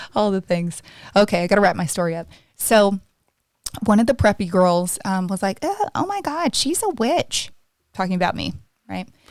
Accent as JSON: {"language": "English", "region": "the South", "country": "United States", "tie": "born or raised there", "said": "I was raised in the South, so obviously very conservative and also the Bible Belt"}